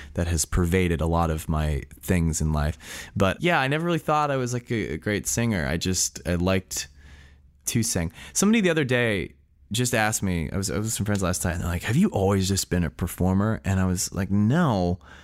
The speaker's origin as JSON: {"language": "English", "town": "San Francisco", "region": "California", "country": "United States", "tie": "born or raised there", "said": "I was born and raised in San Francisco"}